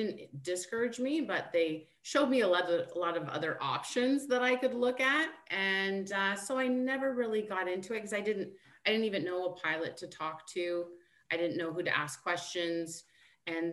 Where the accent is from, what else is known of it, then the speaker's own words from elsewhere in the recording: Mississauga, Ontario, Canada; I grew up in Mississauga